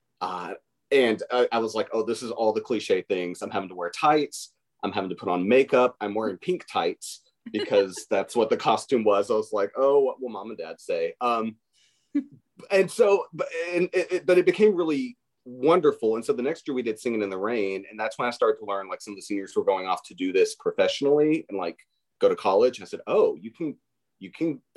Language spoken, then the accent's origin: English; Bowling Green, Kentucky, United States; moved away; So I'm from Bowling Green, Kentucky, which, you know, only place in the world that makes Corvettes. So I am a Southern boy, born and raised, and those are my roots.